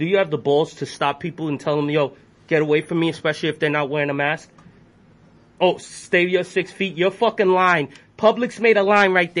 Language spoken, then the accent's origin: English; New York City, New York, United States; I'm from Brooklyn